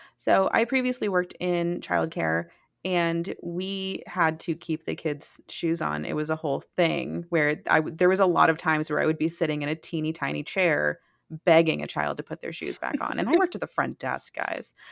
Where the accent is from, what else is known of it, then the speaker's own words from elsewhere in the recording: Mississippi, United States; I am from Mississippi